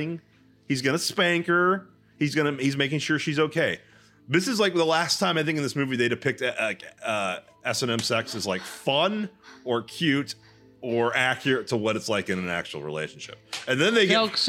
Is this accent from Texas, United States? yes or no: yes; Texas, United States; as a Southerner, as a Texan